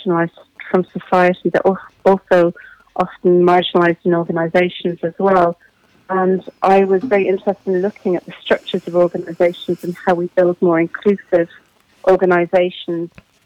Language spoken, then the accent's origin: English; Bray, Leinster, Ireland; also born or lived in Kilmacurry, Wicklow / East Clare; I'm from Wicklow. I've spent most of my life in Bray